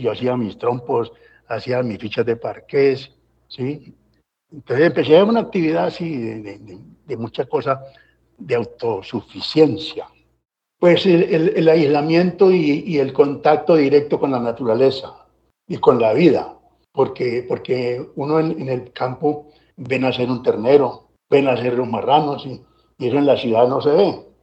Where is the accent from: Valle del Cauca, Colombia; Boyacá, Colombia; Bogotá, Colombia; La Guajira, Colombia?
Valle del Cauca, Colombia; also born or lived in Anzá, Antioquia / Medellín / Cali; más del Valle me reclamo, porque esa tierra la amo, pues allí yo me formé